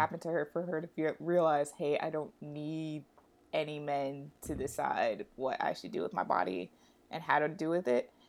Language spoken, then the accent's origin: English; New York City, New York, United States; I'm a New Yorker